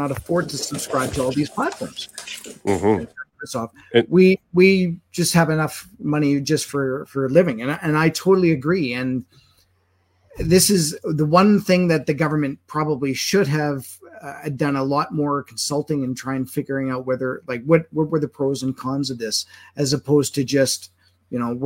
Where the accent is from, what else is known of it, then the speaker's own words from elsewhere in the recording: Manitoba, Canada; now in Alberta, Canada; I'm originally from Manitoba